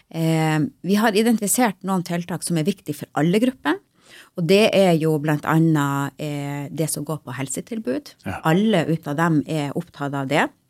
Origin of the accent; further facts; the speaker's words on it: Lyngen, Troms, Norway; Jeg er jo sjøl fra Lyngen